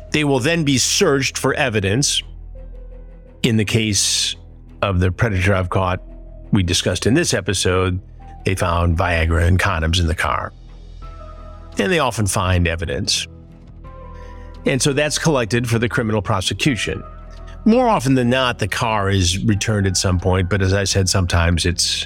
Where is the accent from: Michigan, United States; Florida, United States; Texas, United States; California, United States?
Michigan, United States; Detroit; moved away; the Detroit area is my hometown, I am there a lot